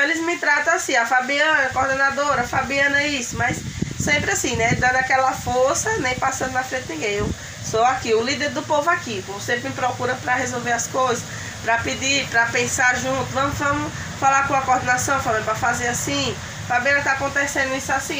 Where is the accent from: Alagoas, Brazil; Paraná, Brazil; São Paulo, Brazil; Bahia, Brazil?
Alagoas, Brazil; Arapiraca; also born or lived in Folha Miúda; Sou daqui de Arapiraca mesmo. Nasci num sítio